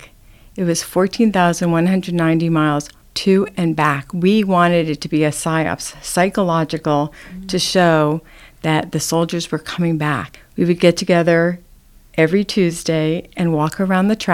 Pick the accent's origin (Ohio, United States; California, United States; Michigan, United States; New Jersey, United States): New Jersey, United States; also born or lived in Manhattan, New York; I grew up in New Jersey. I was born in Manhattan and went to school in New Jersey